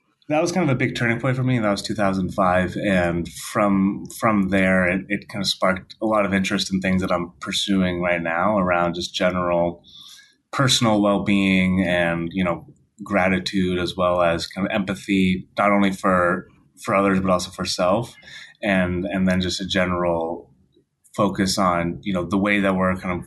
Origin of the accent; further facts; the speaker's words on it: outside of Boston, Massachusetts, United States; I grew up outside of Boston, Massachusetts, very white suburban town